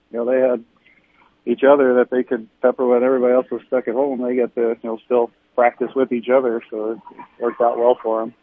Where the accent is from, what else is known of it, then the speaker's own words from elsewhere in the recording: New York City, New York, United States; moved away as an adult; now in Midwest, United States; I grew up in Brooklyn, New York